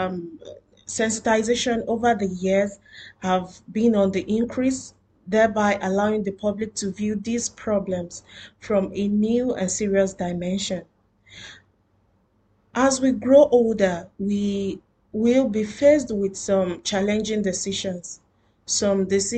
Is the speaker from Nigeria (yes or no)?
yes; Nigeria; now in Doha, Qatar; I am a Nigerian living in Doha, Qatar